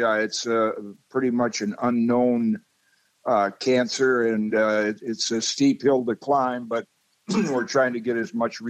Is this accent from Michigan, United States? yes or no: yes; Zeeland, Michigan, United States; I was a little kid class-wise growing up in Zeeland, Michigan